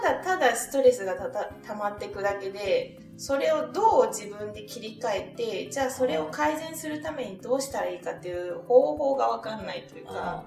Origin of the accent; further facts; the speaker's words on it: Osaka, Japan; 私大阪出身なんですけど